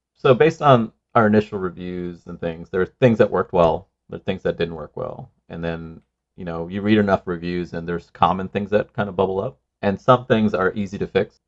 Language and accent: English; Sri Lanka; moved away; I grew up in Sri Lanka